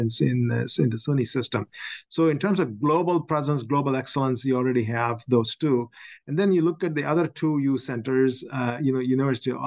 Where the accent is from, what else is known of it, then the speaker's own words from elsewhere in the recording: Chennai, Tamil Nadu, India; moved away as an adult; also born or lived in Oxford, Ohio / Syracuse, New York / Virginia; now in New York, United States; I grew up in India, one of the longest beaches in Madras